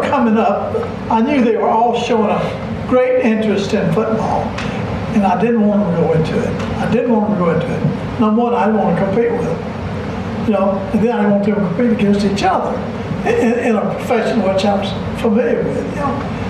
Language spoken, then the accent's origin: English; Alabama, United States; We liked Florida because we were raised in Alabama, coached in Georgia.